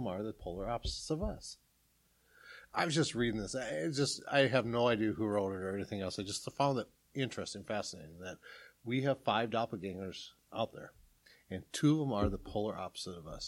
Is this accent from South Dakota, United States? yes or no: yes; South Dakota, United States; I'm from South Dakota.